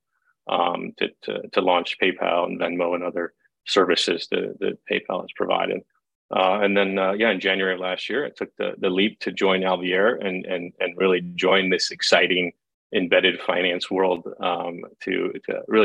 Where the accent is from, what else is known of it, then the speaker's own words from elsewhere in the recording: Cleveland, Ohio, United States; I'm from Cleveland, Ohio.